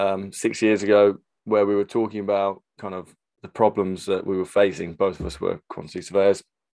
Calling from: London, United Kingdom; I'm calling in from North London

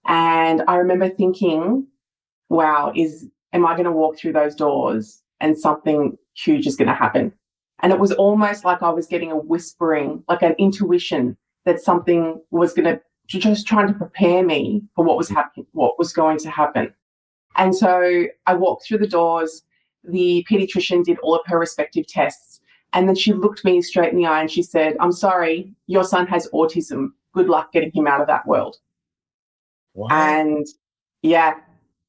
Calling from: Melbourne, Victoria, Australia; So I'm joining you from Melbourne, Australia.

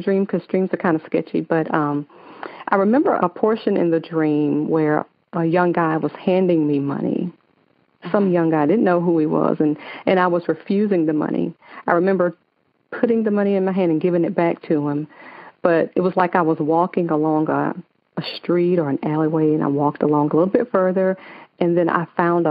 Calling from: Atlanta, Georgia, United States; I am calling from Atlanta, Georgia

